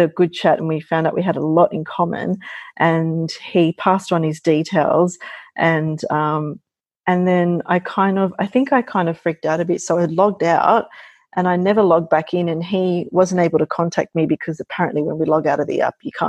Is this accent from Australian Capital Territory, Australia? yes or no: no; Sydney, New South Wales, Australia; born and bred in Sydney.